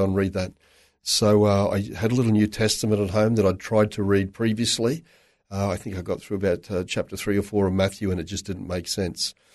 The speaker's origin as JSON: {"language": "English", "town": "Toowoomba", "region": "Queensland", "country": "Australia", "tie": "born or raised there", "said": "I was born in Toowoomba. Raised in Toowoomba in a very strong Catholic family."}